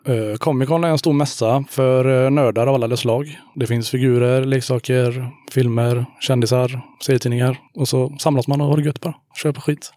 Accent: Hyssna, Västra Götaland, Sweden; also born or lived in Björketorp / Kinna; now in Haratången, Sweden; född i Hyssna, ja. ja. Sen bodde jag ett tag i Björketorp, sen Kinna och nu bor jag i Haratången

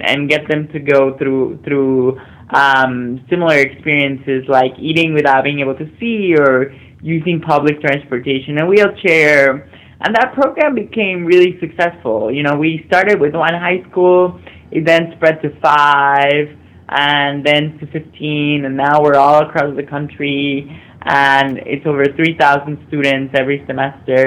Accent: Mexico; I grew up in Mexico, being the only visibly disabled person in my high school

